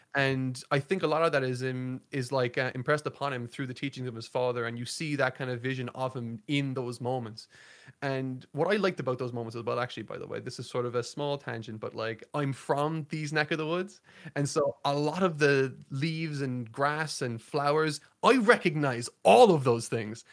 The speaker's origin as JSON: {"language": "English", "country": "Ireland", "said": "I'm from Ireland"}